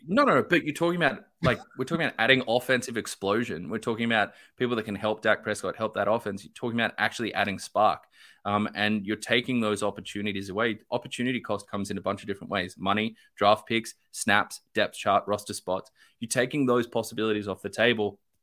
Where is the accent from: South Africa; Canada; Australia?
Australia; I'm Australian